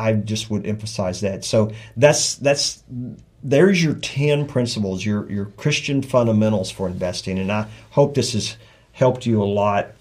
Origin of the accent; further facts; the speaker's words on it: South Texas, United States; I'm from South Texas, six generations